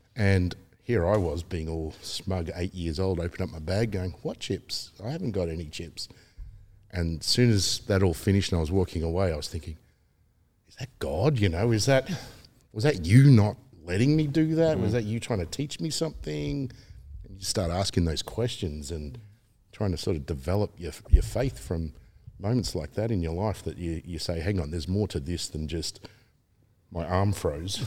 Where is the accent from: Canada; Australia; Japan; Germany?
Australia; Melbourne, Victoria; teenage years being a lot of fun growing up in Melbourne.